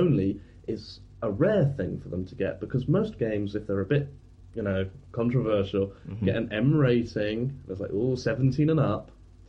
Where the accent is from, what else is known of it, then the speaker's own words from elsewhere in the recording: United Kingdom; as British